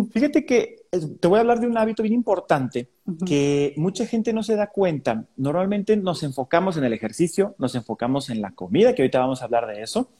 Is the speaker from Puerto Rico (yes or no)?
no; San Luis Potosí, Mexico; soy de San Luis Potosí